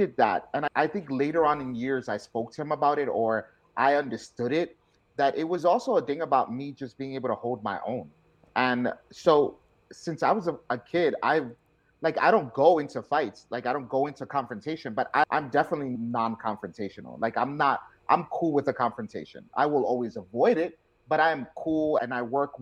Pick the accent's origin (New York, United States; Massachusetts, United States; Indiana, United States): New York, United States; New York City; I was born and raised in the Bronx, South Bronx